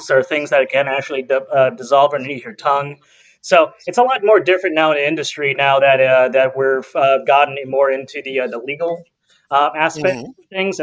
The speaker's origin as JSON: {"language": "English", "town": "Carson", "region": "California", "country": "United States", "tie": "born or raised there", "said": "I am actually also from the South Bay, raised in Carson."}